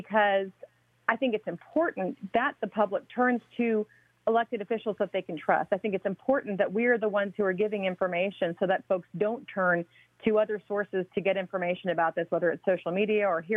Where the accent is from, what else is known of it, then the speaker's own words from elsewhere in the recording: New Orleans, Louisiana, United States; now in Georgia, United States; I'm from New Orleans.